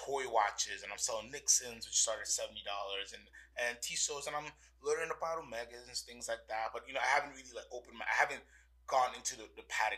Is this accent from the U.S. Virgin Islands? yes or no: yes; U.S. Virgin Islands; I'm originally from St. Thomas in the Virgin Islands, born and raised